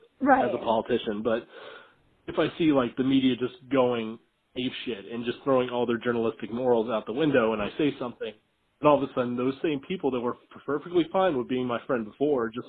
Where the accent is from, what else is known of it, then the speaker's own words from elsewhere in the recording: the South, United States; moved away; I come from the South and I come from a construction background.